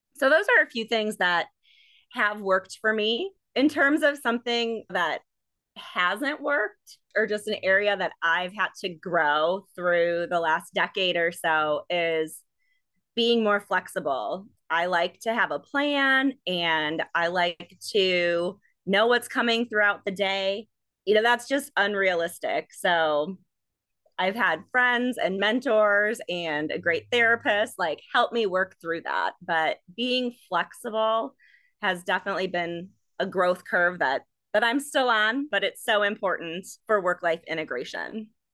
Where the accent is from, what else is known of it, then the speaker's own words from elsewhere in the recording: Milwaukee, Wisconsin, United States; moved away as an adult; also born or lived in Madison, Wisconsin; now in Iowa, United States; I was born in Milwaukee and grew up in a suburb of Milwaukee in Wisconsin.